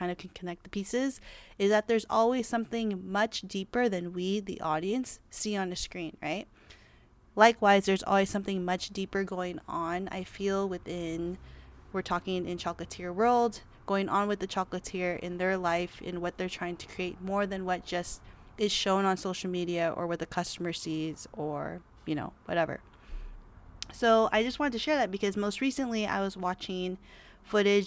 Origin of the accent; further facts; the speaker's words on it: Los Angeles, California, United States; I was born in Los Angeles, California